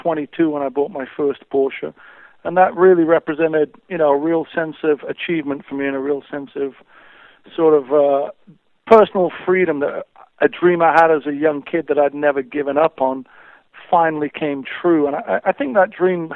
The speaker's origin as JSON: {"language": "English", "town": "Sheffield", "region": "Yorkshire and the Humber", "country": "United Kingdom", "tie": "born or raised there", "moved": "yes", "said": "I grew up in Sheffield."}